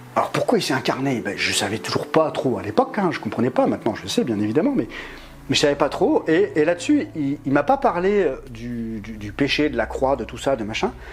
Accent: Lille, Hauts-de-France, France; moved away as an adult; now in Grenoble, France; j'avais déménagé à 800 km de Lille, du coup, qui est, la ville euh, d'origine, qui est ma ville d'origine.

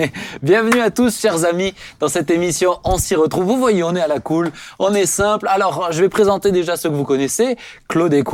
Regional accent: Cameroon; Je suis camerounais.

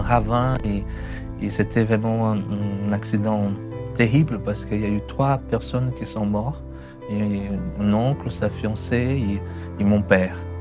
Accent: São Paulo, Brazil; born or raised there; French is a second language; moved away as an adult; also born or lived in Chalon-sur-Saône, France; now in France

